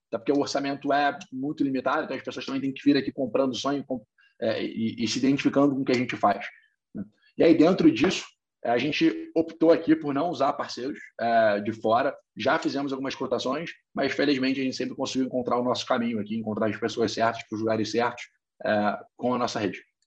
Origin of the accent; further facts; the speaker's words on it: Rio de Janeiro, Brazil; Eu sou carioca, formado em economia aqui é, pela PUC Rio